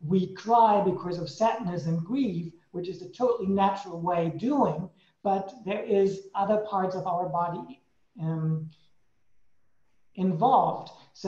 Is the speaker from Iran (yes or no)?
no; Germany; moved away; also born or lived in Switzerland / Sweden; I came from Germany into Switzerland, changed into Sweden, back to Switzerland again